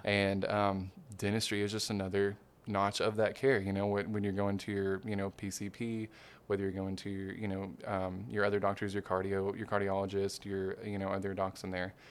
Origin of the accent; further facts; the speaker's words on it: Hot Springs, Arkansas, United States; moved away; also born or lived in Little Rock, Arkansas / Memphis, Tennessee; I was born and raised Hot Springs, Arkansas